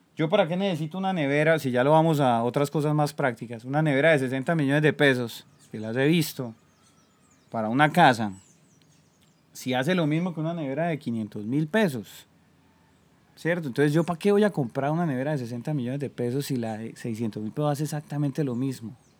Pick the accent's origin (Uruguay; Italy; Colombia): Colombia; moved away as an adult